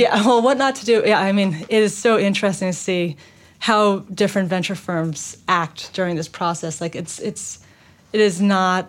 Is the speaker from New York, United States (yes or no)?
yes; New York City, New York, United States; moved away as an adult; I grew up in Manhattan